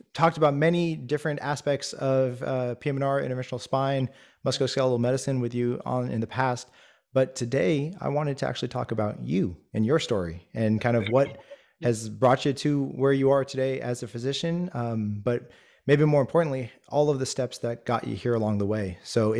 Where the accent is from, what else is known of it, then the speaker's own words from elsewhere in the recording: California, United States; I mean, when we were growing up in the Bay Area, you know, you brought up the tech versus medicine